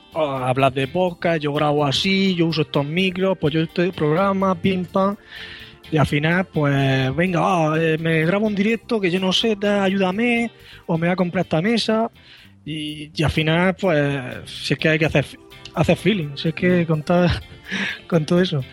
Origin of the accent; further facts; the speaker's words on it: Murcia, Region of Murcia, Spain; soy de Murcia